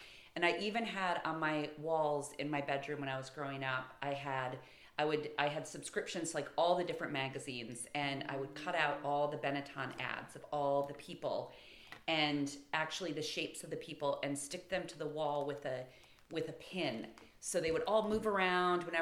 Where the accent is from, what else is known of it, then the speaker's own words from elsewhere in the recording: Michigan, United States; moved away; I'm from Michigan, and growing up, I literally had Lake Huron as my backyard.